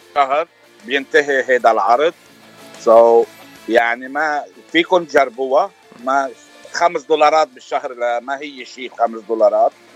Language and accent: Arabic; Lebanon; now in New Jersey, United States; انا صار لي من سنه 86 ومن لبنان